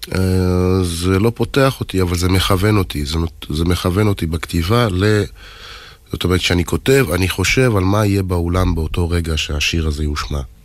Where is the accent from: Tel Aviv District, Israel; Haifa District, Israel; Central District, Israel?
Haifa District, Israel; Haifa; אני יליד חיפה